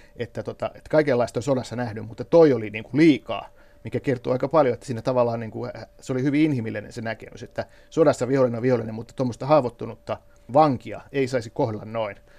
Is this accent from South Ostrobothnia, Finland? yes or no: yes; Kauhava, South Ostrobothnia, Finland; moved away; mä oon itse eh, syntyisin Kauhavalta, eli just näiltä kulmilta, mistä nämä miehet lähtee sotaan. Ja, ja itse asiassa mun oma, oma kotitalo Kauhavalla